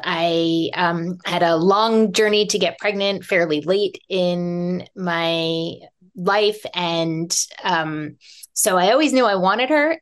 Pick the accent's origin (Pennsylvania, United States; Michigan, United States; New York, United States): New York, United States; New York City; moved away as an adult; also born or lived in Humboldt County, California; I grew up in New York City.